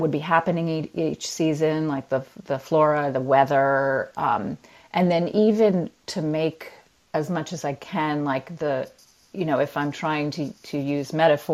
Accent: United States; moved away as an adult; also born or lived in Myanmar; the country I'm living in and my home country, the US

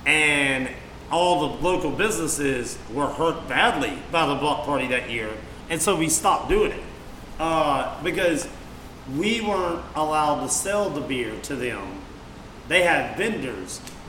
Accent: Mississippi, United States; we're both from Mississippi.

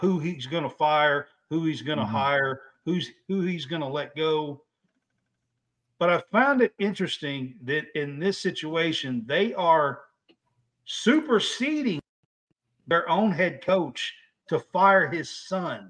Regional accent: Kentucky, United States; I'm from Kentucky.

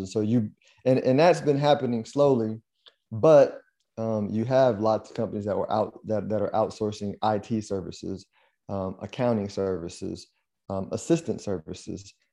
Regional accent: United States; an American

